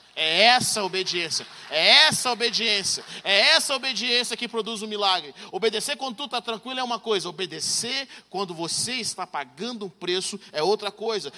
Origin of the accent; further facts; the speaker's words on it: Brazil; moved away as an adult; now in United States; nós crescemos no Brasil